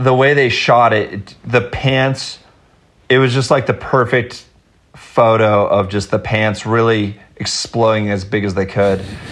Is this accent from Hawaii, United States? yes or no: no; Los Altos Hills, California, United States; I grew up in Los Altos Hills